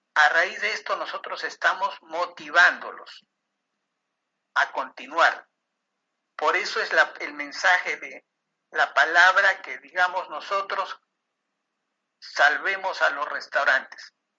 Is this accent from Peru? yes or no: yes; Peru; el gobierno peruano en mi país